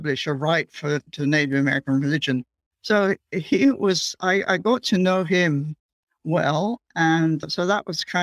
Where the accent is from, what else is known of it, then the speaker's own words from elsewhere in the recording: England, United Kingdom; moved away as an adult; now in United States; I grew up in England and I was studying the archaeology there